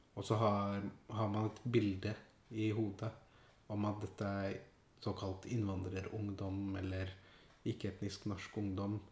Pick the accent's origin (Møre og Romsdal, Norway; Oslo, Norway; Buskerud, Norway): Oslo, Norway; jeg, er jo født og oppvokst i Oslo. Ja. På Furuset i Groruddalen